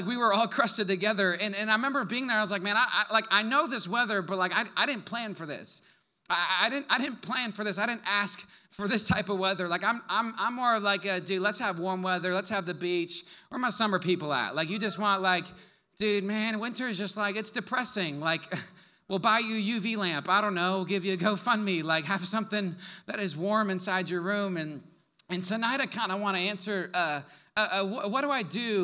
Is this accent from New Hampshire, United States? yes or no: no; Wisconsin, United States; moved away; also born or lived in Canada; I'm from the North originally. I'm from the great state of Wisconsin